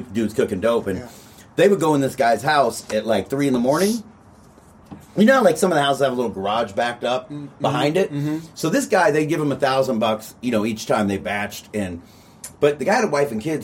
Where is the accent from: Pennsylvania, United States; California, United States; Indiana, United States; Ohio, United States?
California, United States; Covina; we're both from Covina, but it's different high schools